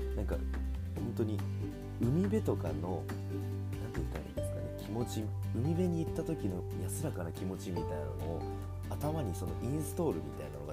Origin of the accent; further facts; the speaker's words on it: Tokyo, Japan; also born or lived in Saitama; 僕は本当にもう東京出身なんですよね、言ったら。もともとは埼玉県に住んでたんですけれども、それも小学3年生まで